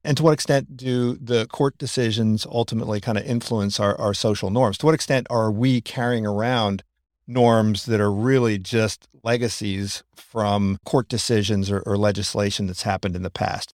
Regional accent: Philadelphia, Pennsylvania, United States; I'm from Philadelphia

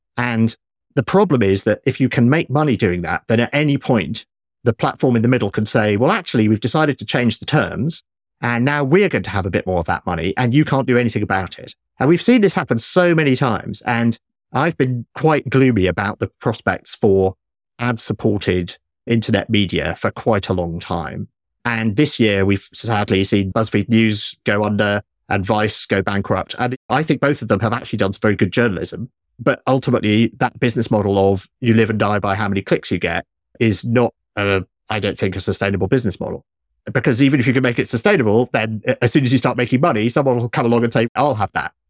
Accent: United Kingdom; I grew up in Britain with three T V channels when I was young

